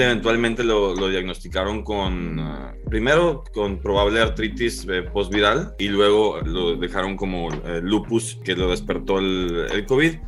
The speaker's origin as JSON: {"language": "Spanish", "town": "Monterrey", "region": "Nuevo León", "country": "Mexico", "said": "Soy de Monterrey, Nuevo León"}